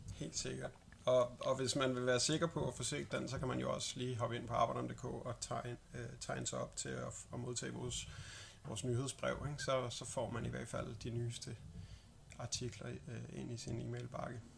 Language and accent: Danish; Denmark; som dansker